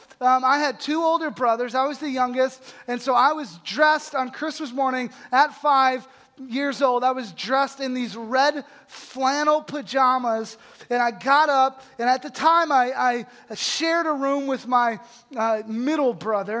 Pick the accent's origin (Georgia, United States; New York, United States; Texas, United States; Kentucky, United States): Texas, United States; Holly; my hometown of Holly, Texas, which is this town of about 600 people outside of a huge metropolis called Abilene, Texas